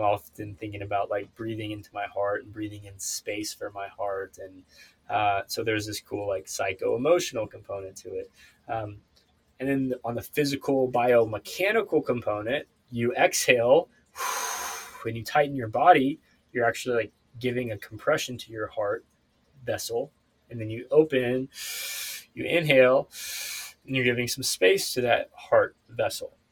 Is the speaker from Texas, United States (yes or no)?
no; Ozark Mountains, Northwest Arkansas, United States; now in California, United States; I'm actually moving from California back home to Arkansas next month. Uh, so I'll be moving to Northwest Arkansas the Ozarks